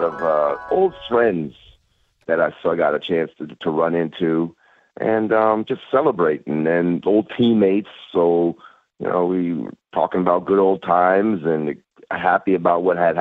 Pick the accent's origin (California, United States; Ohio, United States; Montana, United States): California, United States; the Bay Area; moved away; also born or lived in Michigan; I'm a 49ers fan from when I grew up, growing up in the Bay Area